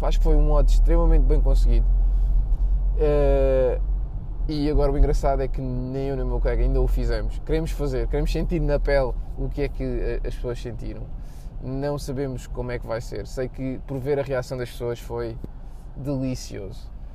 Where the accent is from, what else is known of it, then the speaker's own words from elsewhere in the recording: Portugal; somos portugueses